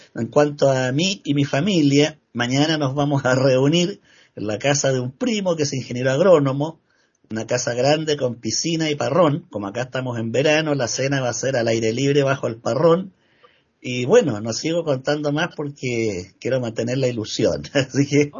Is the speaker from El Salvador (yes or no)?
no; Chile; acá en mi país, que por supuesto es el que mejor conozco. Acá en Chile